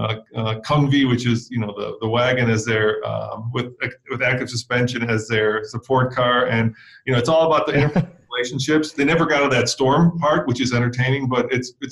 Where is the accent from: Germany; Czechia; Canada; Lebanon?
Czechia; moved away; I grew up in the Czech Republic